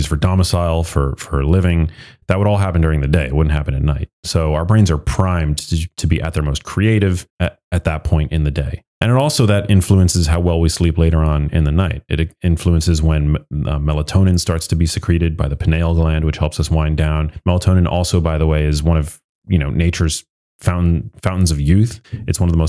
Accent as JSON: {"language": "English", "town": "New York City", "region": "New York", "country": "United States", "tie": "born or raised there", "said": "I was born in New York City, so I'm an urbanite"}